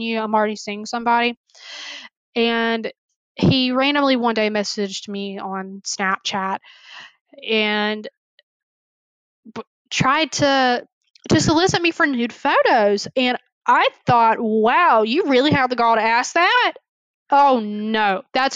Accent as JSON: {"language": "English", "area": "the South", "region": "Southern United States", "country": "United States", "tie": "born or raised there", "said": "growing up in Southern conservative, small white"}